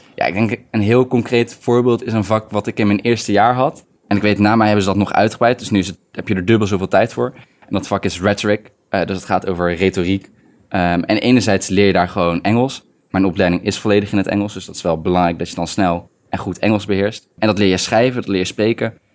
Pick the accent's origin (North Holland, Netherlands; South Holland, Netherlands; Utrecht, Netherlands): Utrecht, Netherlands; moved away as an adult; also born or lived in Tilburg; ik kom uit Utrecht.